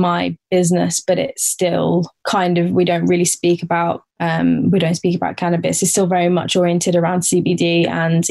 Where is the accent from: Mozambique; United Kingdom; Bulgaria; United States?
United Kingdom; Portsmouth, South East England; I grew up in England. I grew up in the south coast of England in Portsmouth